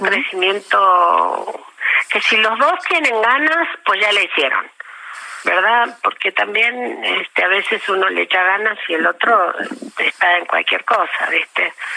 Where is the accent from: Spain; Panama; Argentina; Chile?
Argentina; Patagonia; moved away as an adult; also born or lived in Trelew / Buenos Aires; now in Mexico; yo nací en la Patagonia y para mí mi país es la Patagonia